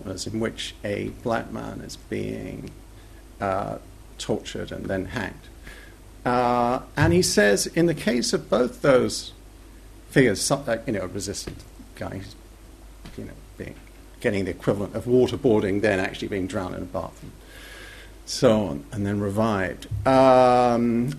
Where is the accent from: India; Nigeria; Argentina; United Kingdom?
United Kingdom; England; accent: English; my indelible English accent would give me away as not really a native at all